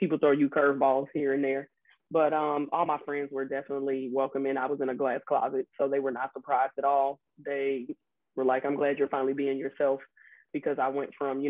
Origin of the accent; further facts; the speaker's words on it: Chicago, Illinois, United States; I'm originally from Chicago, Illinois